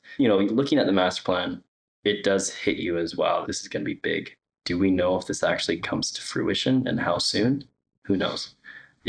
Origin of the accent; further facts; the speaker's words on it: Kelowna, British Columbia, Canada; I was from Kelowna, Canada